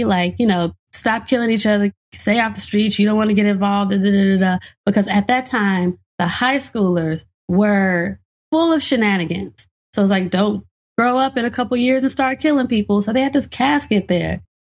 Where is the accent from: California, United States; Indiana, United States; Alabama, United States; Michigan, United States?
Indiana, United States; Gary; And growing up in Gary, Indiana, during the 90s, when it was the murder capital of the world, there was a lot of ridiculous stuff happening